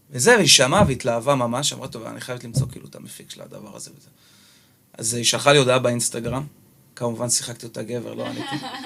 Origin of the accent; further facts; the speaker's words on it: Jerusalem, Jerusalem District, Israel; now in Tel Aviv, Israel; במקור בירושלמי